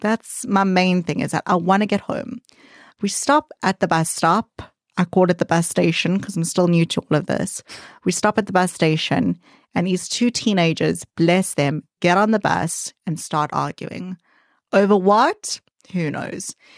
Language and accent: English; South Africa; moved away as an adult; now in United Kingdom; I'm a South African Jew